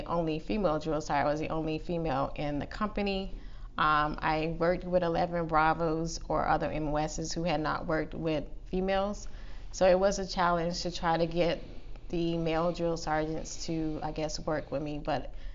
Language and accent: English; Florence, South Carolina, United States; I'm from Florence, South Carolina.